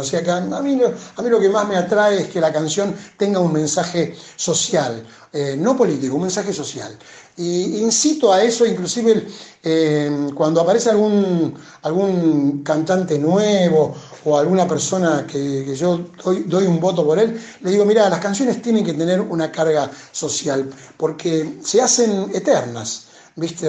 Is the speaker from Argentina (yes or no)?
yes; Cañada Rosquín, Santa Fe, Argentina; moved away as an adult; now in Buenos Aires, Argentina; la casa de mis viejos en Cañada, en mi pueblo